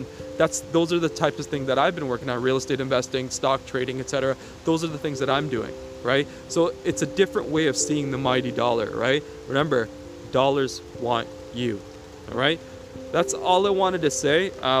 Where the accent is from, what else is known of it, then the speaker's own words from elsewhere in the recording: Sri Lanka; moved away; For some reason, like where I came from, like I came from Sri Lanka, and in Sri Lanka, you know, we always had land.